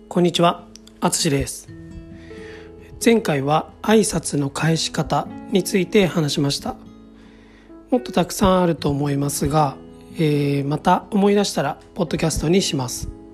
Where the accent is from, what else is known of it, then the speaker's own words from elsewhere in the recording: Kansai, Japan; accent: Kansai-ben; 私の場合は関西弁になってしまいますが